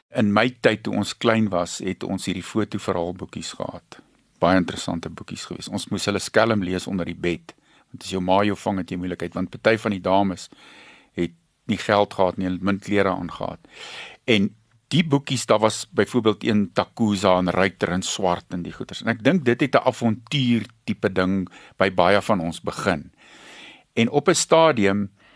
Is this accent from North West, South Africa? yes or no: no; Pongola, KwaZulu-Natal, South Africa; ek het groot geword in Pongola op 'n plaas